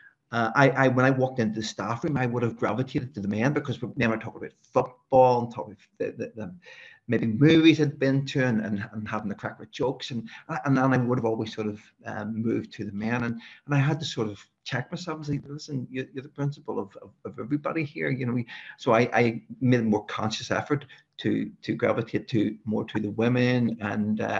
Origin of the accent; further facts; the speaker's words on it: Belfast, Northern Ireland, United Kingdom; a fella like me, who was brought up in West Belfast, we really didn't venture outside of West Belfast